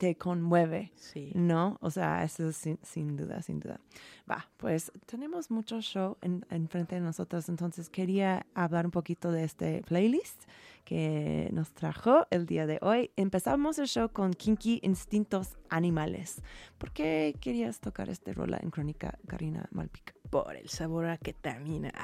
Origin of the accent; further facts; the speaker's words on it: United States; moved away; yo siendo gringa